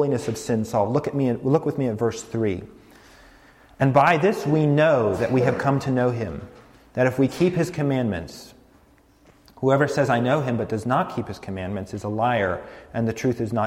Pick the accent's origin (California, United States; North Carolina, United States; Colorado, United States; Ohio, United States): Colorado, United States; rural; moved away as an adult; also born or lived in New York City; I grew up in Colorado, rural Colorado, nothing like New York City.